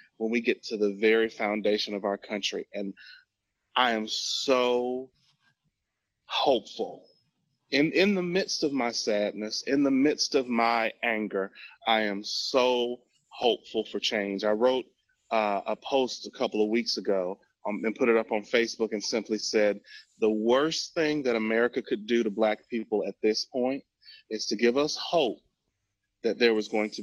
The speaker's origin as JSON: {"language": "English", "town": "Montgomery", "region": "Alabama", "country": "United States", "tie": "born or raised there", "said": "I'm from Alabama, as someone who grew up in the South"}